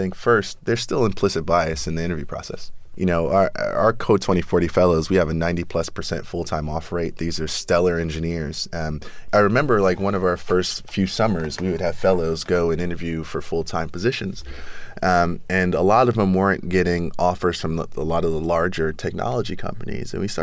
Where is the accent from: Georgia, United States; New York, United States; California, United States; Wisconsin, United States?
New York, United States; New York City; So I was born in South Jamaica, Queens, 40 projects. When I was 6 years old, moved to Flushing, Queens, Latimer Projects